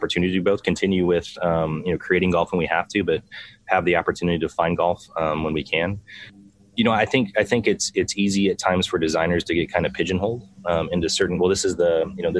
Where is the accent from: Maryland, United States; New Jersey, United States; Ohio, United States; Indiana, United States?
Indiana, United States; La Porte; I grew up in Northern Indiana.